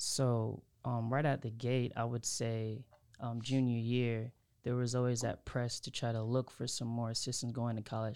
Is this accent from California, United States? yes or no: no; Havelock, North Carolina, United States; I'm from Havelock